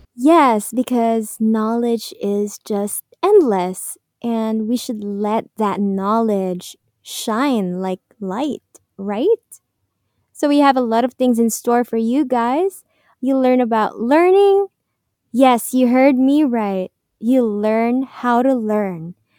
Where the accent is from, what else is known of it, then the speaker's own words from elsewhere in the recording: Philippines; I'm from the beautiful island country of the Philippines.